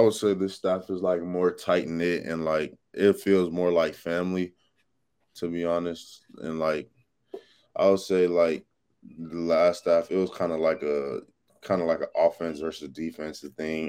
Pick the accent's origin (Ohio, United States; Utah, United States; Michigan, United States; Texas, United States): Texas, United States; moved away as an adult; now in Florida, United States; I'm from Texas